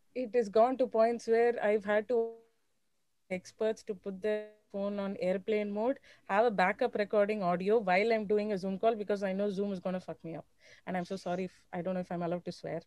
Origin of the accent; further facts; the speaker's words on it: Chennai, Tamil Nadu, India; I'm from Chennai